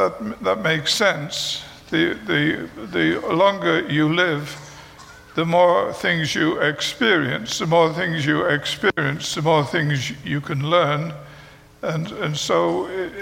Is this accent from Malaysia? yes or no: no; United Kingdom; moved away; I am British. I know you could not tell that, but I am British